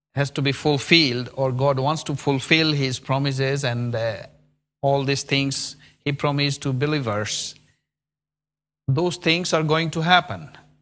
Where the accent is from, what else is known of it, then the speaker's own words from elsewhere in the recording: India; now in Birmingham, United Kingdom; I'm from India